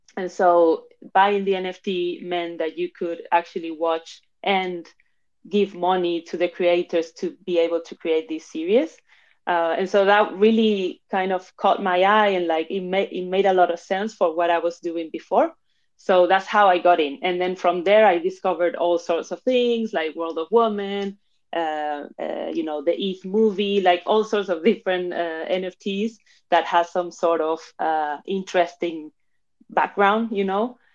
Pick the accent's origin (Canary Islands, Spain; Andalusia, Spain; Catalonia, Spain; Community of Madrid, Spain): Community of Madrid, Spain; Madrid; moved away as an adult; also born or lived in Argentina / London, United Kingdom; now in Barcelona, Spain; I was born in Argentina, but I was raised in Spain, in Madrid specifically